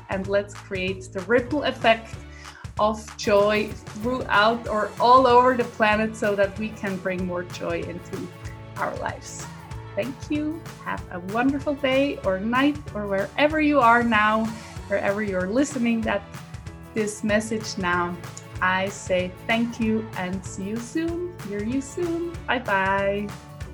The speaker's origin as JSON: {"language": "English", "country": "Switzerland", "first_language": "Swiss German", "second_language": "English", "said": "swiss german because that's my mother tongue that's my language i live in switzerland"}